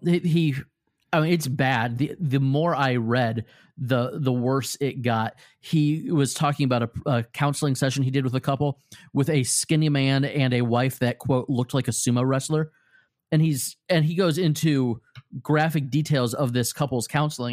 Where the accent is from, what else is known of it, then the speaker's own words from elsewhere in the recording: Normal, Illinois, United States; I was born in normal Illinois.